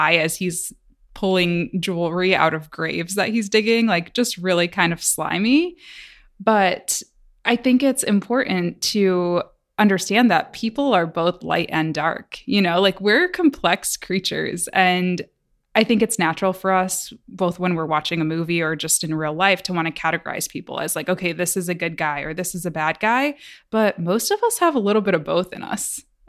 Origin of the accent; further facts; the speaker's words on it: Midwest, United States; You know, growing up in the Midwest, I can very much identify with the whole, oh, you do something cool